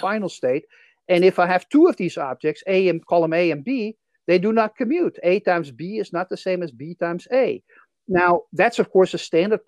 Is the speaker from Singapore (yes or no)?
no; Netherlands; accent: Dutch; English is a second language; moved away; I'm originally from the Netherlands, as you can probably tell from my accent.